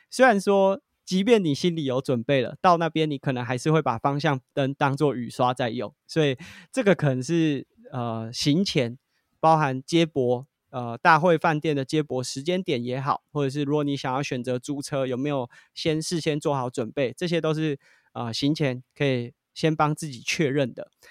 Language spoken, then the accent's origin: Chinese; Taiwan; 我们是从台湾来的